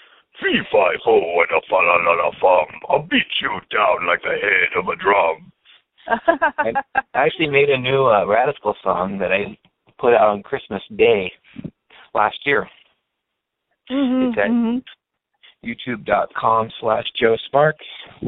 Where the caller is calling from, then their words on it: San Francisco, California, United States; I'm calling from San Francisco.